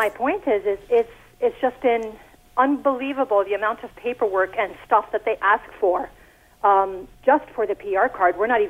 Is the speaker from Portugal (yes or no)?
yes; Portugal; now in Mississauga, Canada; We're Portuguese.